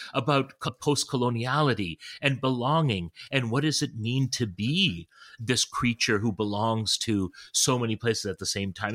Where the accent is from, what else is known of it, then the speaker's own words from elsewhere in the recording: Toronto, Ontario, Canada; moved away as an adult; also born or lived in London, England; now in New Haven, United States; I was born in in Toronto and I had so many of my formative experiences in Toronto. My parents still live in in, in suburban Toronto. It's where I go to uh, my home, as in the home in which I grew up in.